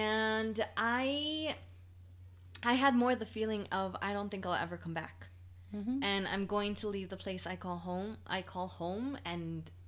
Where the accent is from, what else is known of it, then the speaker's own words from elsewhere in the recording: Pijijiapan, Chiapas, Mexico; born there; I discovered that I was born in Pijijiapan, Chiapas. I couldn't even spell it.